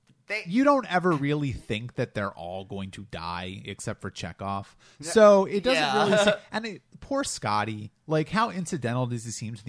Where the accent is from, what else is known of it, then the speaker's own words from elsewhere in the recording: Delaware, United States; I grew up in Delaware, and you know, I when I was a kid, I used to say water instead of water, and I kind of trained myself out of that.